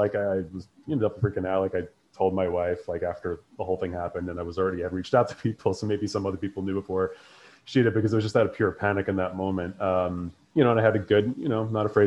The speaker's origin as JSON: {"language": "English", "town": "New York City", "region": "New York", "country": "United States", "said": "I'm from New York, from Queens originally"}